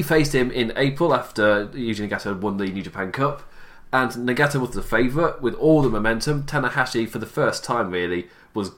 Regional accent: England, United Kingdom; I'm English

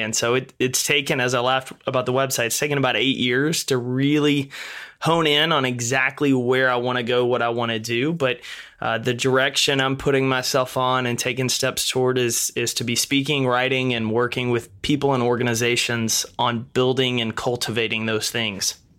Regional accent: East Texas, United States; I grew up in East Texas, a small town of about thirteen thousand people

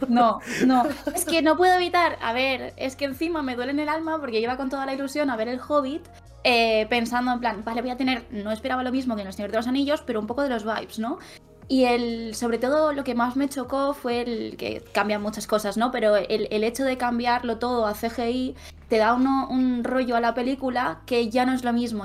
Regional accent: Vinaròs, Valencian Community, Spain; now in Barcelona, Spain; soy de un pueblo de Castellón que se llama Vinaros

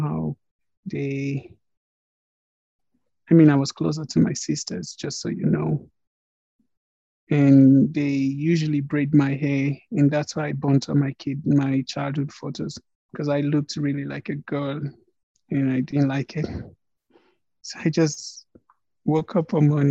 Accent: Nigeria; now in Prague, Czech Republic; I'm a Nigerian. I was born somewhere in Nigeria

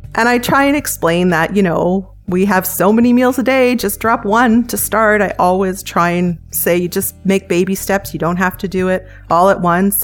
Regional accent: Canada; I'm Canadian, live in Canada

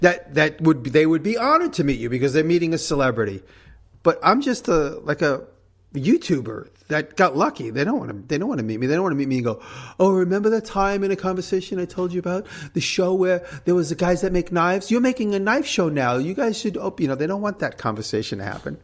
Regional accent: New York, United States; accent: New York; She likes my New York ac- accent

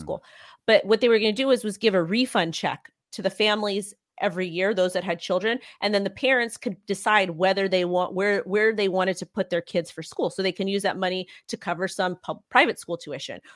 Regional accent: United States; I'm American

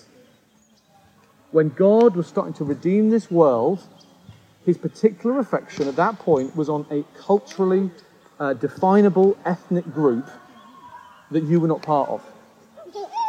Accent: United Kingdom; a British person coming here

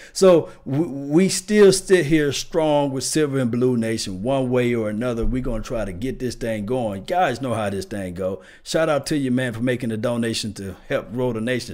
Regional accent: the South, United States; I'm from the South, so we say dressing

